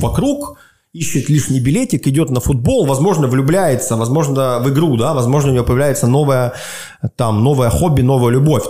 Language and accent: Russian; Svetlogorsk, Gomel Region, Belarus; now in Minsk, Belarus; живешь в городе Светлогорске, где, откуда я родом